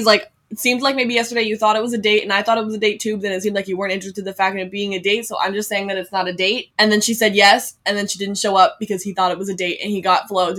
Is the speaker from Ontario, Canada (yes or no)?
no; Red Deer, Alberta, Canada; we have a pretty nice mall now in Red Deer in my hometown, which is, like, you know, right below Edmonton.